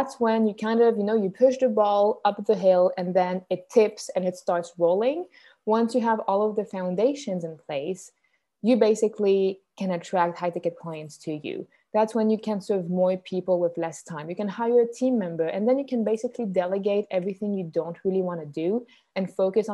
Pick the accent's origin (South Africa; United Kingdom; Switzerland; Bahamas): Switzerland; accent: Swiss; first language French; English is a second language; I'm Swiss. That's where the accent comes from. My mother tongue is French, but my mom is Canadian though